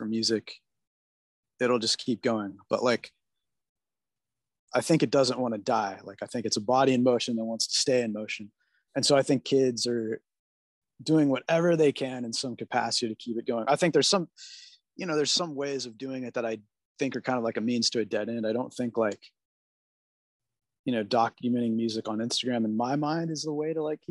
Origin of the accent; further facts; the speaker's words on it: California, United States; I'm a California kid. I'm like born and raised in snowless environment.